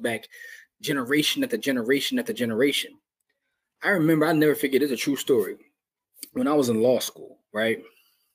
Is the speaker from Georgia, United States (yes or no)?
no; Philadelphia, Pennsylvania, United States; I'm still from Philly